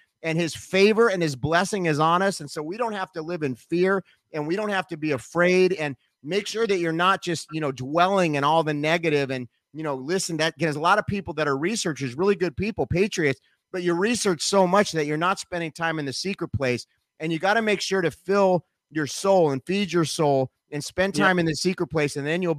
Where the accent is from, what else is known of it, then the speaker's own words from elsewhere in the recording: Nashville, Tennessee, United States; even though we're from Nashville, both of us.